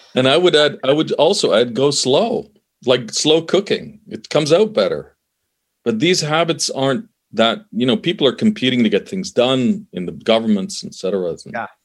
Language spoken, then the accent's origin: English; Canada; also born or lived in Middle East; I'm from the Middle East originally. I was born there, immigrated to Canada, grew up in Canada